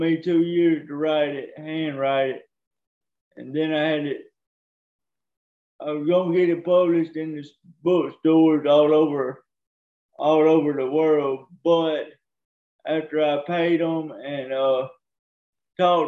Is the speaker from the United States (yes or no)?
yes; Cottondale, Alabama, United States; also born or lived in Tuscaloosa, Alabama; Raised in Alabama, in Cottondale, Alabama